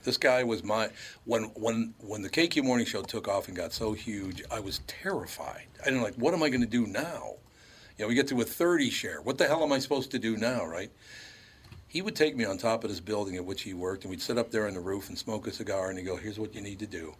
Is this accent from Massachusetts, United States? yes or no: no; Minneapolis, Minnesota, United States; My friends and I, when I was growing up in North Minneapolis, we never said a nice thing to one another.